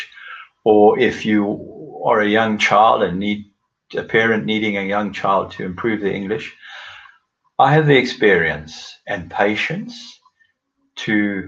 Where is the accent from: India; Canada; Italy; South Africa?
South Africa; moved away as an adult; now in Oxford, United Kingdom; I was born in South Africa, and about 12 years ago moved to the United Kingdom, and currently live near the city of Oxford.